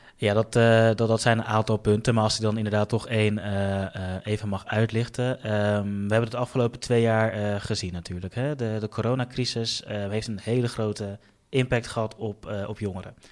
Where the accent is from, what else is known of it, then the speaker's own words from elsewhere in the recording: The Hague, South Holland, Netherlands; Den Haag is eigenlijk de stad ehm, eh, waar ik ben opgegroeid